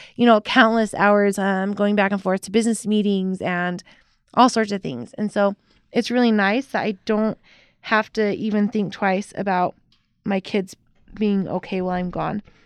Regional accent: Utah, United States; accent: white girl from Utah accent; also born or lived in San Jose, California / Payson, Utah / Provo, Utah / Aurora, Utah; when I was one, okay. we moved to Payson, Utah. Then we moved to Provo, Utah

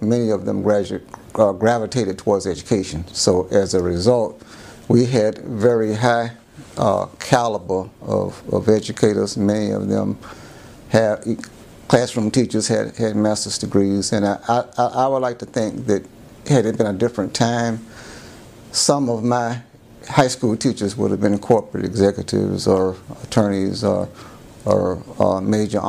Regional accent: Jacksonville Beach, Florida, United States; also born or lived in St. Petersburg, Florida; I was born in St. Petersburg, Florida. And when I was about 6 years old, my parents moved to Jacksonville Beach, Florida, where I lived until I was about 14, ready for high school.

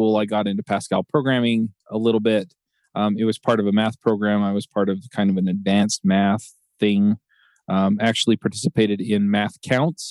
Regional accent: Utah, United States; also born or lived in Atlanta; I was born here in Utah before they went to dental school.

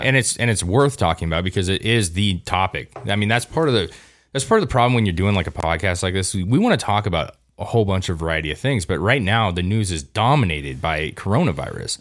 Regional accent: United States; as an American

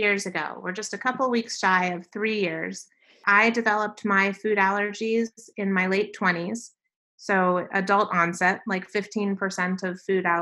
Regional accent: Silver Spring, Maryland, United States; moved away as an adult; also born or lived in Nashville, Tennessee; now in Phoenix, United States; I grew up in the Washington, D.C. metropolitan area, so right on the Maryland side in Silver Spring

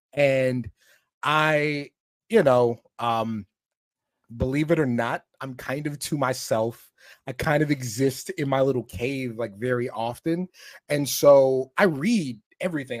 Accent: Camp Springs, Maryland, United States; I'm from, I'm from Camp Springs, Maryland, is where I'm from

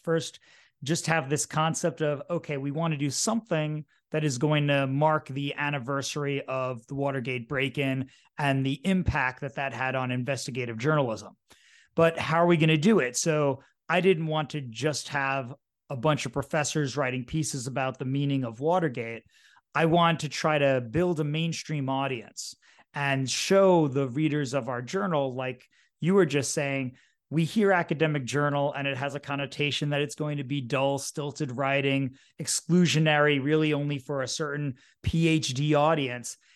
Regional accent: New York City, New York, United States; also born or lived in Ohio / New Jersey; I grew up in New York City

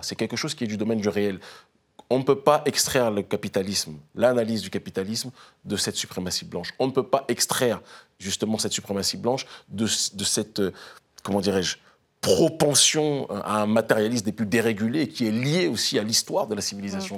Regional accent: France; moved away as an adult; also born or lived in Africa; je suis né en France. J'ai vécu 30 ans de ma vie en France

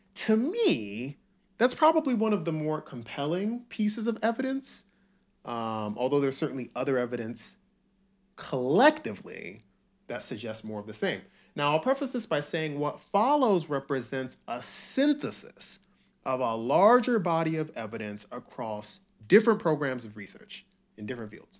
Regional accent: the South, United States; also born or lived in Nigeria; I didn't really have an accent. I just grew up in the South and I pronounced all my words correctly

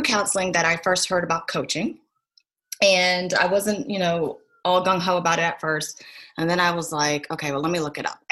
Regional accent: Williamsburg, Virginia, United States; also born or lived in Richmond, Virginia; So I grew up in Williamsburg, Colonial Williamsburg. I grew up right down the street from Busch Gardens.

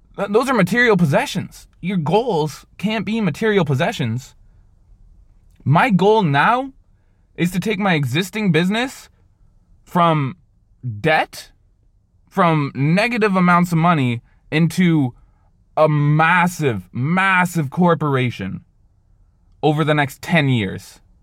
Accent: Canada; I'm Canadian

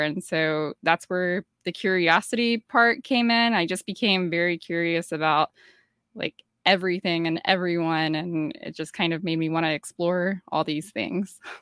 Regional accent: Georgia, United States; I grew up in Georgia, and Georgia is, you know, part of the Bible Belt

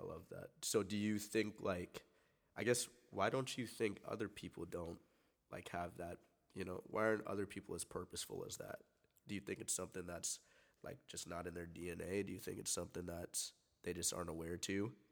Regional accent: Everett, Washington, United States; I grew up in Everett and still in the same like childhood house.

